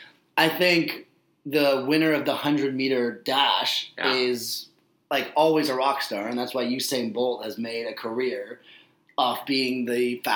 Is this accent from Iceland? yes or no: no; Canada; we as Canadian fans